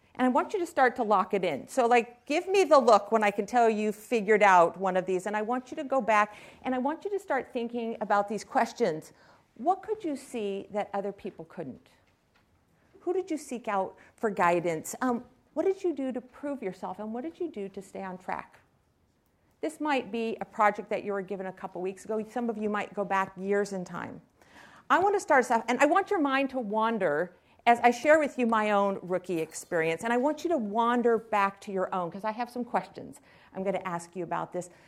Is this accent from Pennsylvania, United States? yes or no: no; Silicon Valley, California, United States; I was raised here in Silicon Valley